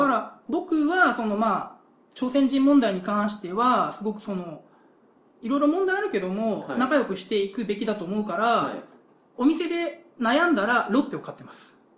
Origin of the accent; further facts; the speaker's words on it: Kyushu, Japan; moved away; 自分の故郷、九州の話ですけど